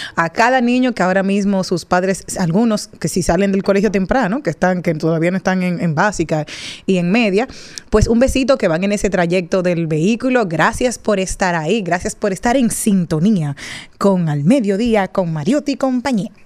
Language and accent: Spanish; Dominican Republic; nosotros los dominicanos